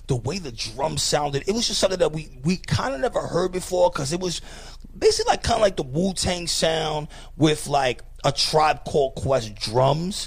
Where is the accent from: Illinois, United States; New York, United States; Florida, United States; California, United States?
New York, United States; New York City; I was from the Bronx